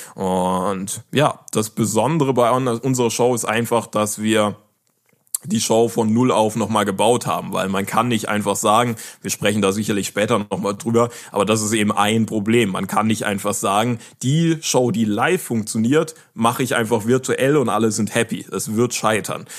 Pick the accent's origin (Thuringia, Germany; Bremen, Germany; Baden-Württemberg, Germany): Baden-Württemberg, Germany; Karlsruhe; also born or lived in West Africa; ich komme ja aus Karlsruhe